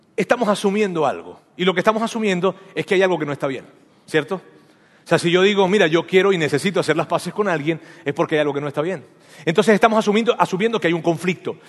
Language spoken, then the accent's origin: Spanish; Venezuela; first language Spanish; moved away; yo nací en Venezuela y yo soy venezolano